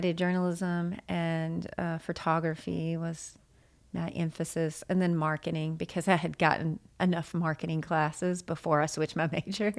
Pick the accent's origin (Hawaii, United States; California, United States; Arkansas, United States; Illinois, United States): Arkansas, United States; Jonesboro; moved away as an adult; also born or lived in Nashville, Tennessee; now in Jonesboro, United States; I grew up in Arkansas